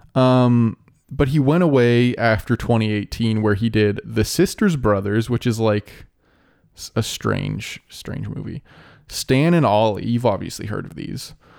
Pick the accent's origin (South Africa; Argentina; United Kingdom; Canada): Canada; we're Canadian